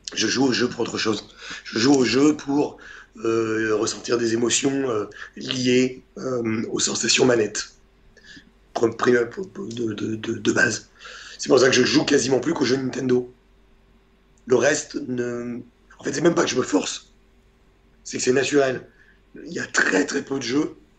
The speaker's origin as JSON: {"language": "French", "country": "Portugal", "said": "moi je suis portugais"}